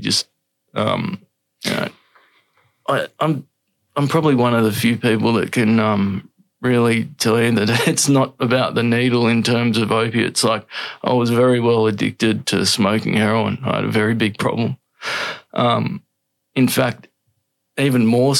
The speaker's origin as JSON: {"language": "English", "town": "Sydney", "region": "New South Wales", "country": "Australia", "tie": "born or raised there", "said": "I grew up Northern Beaches in Sydney."}